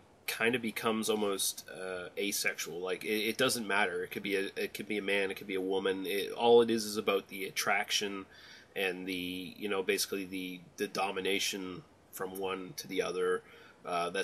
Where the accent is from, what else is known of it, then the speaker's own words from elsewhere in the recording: Canada; I am Canadian